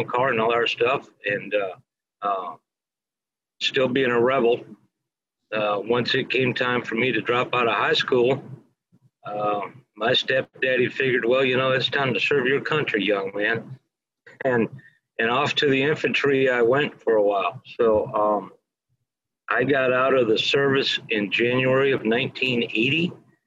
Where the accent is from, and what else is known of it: Youngstown, New York, United States; born or raised there